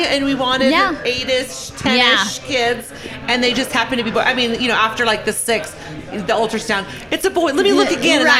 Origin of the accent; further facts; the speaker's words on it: Santa Barbara, California, United States; now in Utah, United States; I'm from Santa Barbara